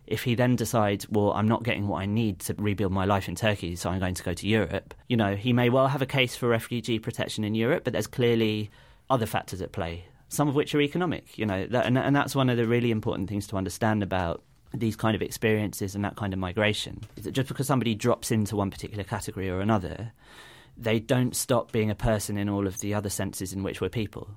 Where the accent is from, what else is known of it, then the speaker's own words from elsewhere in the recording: United Kingdom; as British citizens